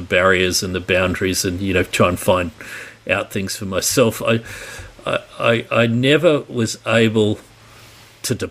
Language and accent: English; Sydney, New South Wales, Australia; Born and bred in Sydney in 1966, so I'm well in my 50s at the minute